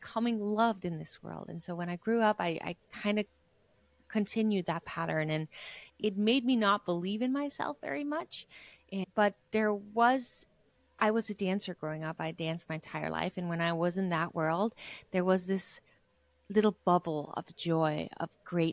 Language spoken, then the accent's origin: English; Denmark; I was a girl growing up in Denmark